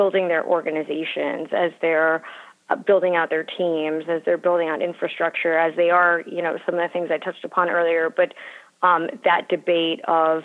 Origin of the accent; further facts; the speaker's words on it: Miami, Florida, United States; moved away as an adult; also born or lived in Philadelphia; I grew up in Miami and went to University of Pennsylvania for undergrad